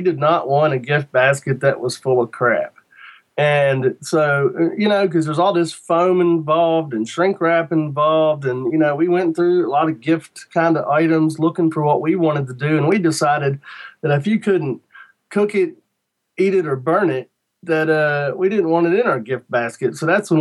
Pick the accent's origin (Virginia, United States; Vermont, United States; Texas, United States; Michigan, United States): Virginia, United States; Shenandoah Valley; I'm from Virginia, in the Shenandoah Valley, and we didn't get a lot of Jamaican jerk in the Shenandoah Valley when I was a kid